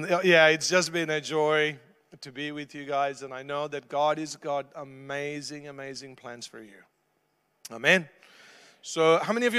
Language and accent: English; India; I'm Indian, I'm used to lots of noise